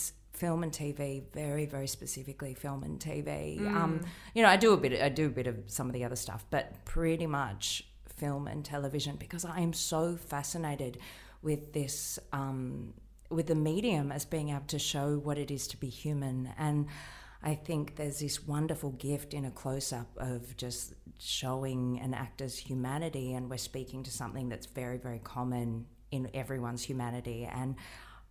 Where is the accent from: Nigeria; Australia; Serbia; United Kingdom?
Australia; Melbourne, Victoria; moved away as an adult; also born or lived in Sydney; I grew up in Melbourne.